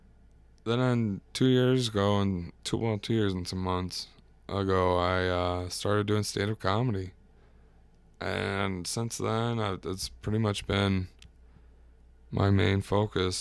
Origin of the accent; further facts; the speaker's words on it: Waterloo, Iowa, United States; also born or lived in Korea / Washington; I grew up in Waterloo, Iowa, which is a decent sized town